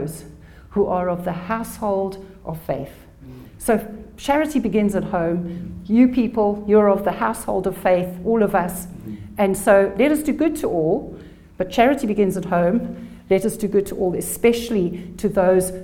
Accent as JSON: {"language": "English", "country": "South Africa", "tie": "born or raised there", "also_born_or_lived": "England", "said": "I was born in England, but grew up in South Africa"}